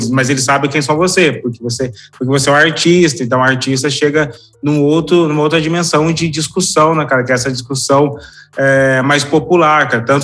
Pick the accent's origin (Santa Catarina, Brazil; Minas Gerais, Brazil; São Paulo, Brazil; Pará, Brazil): São Paulo, Brazil; Guaratinguetá; E já o pessoal do interior, porque eu sou daquele interior, né? Sou de Guaratinguetá. Aqui não faz muito sentido essa polarização.